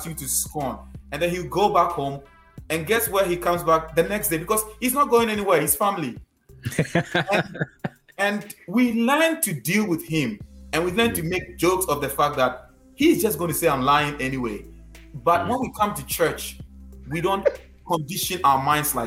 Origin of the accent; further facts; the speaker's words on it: Ghana; accent: Ghanaian; my Ghanaian accent